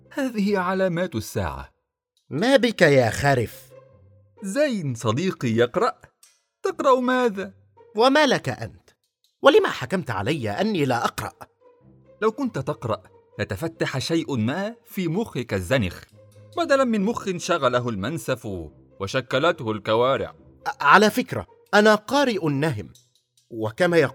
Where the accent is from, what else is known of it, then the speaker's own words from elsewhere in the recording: Egypt; فهو يوم الحنة هذا كما عندنا في مصر رقص وزيطة وزنبليطة وسهر حتى الصباح الباكر